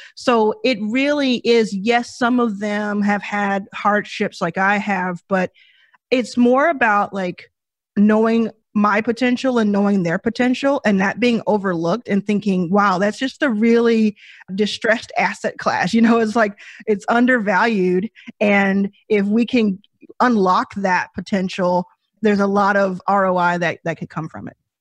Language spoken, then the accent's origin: English; Dallas, Texas, United States; I grew up in Dallas, Texas, like I said, with a mother and my brother